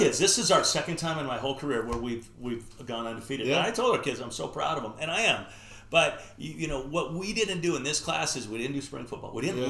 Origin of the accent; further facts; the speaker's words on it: Bothell, Washington, United States; I'm from Bothell. He goes, oh, you're the one from Washington.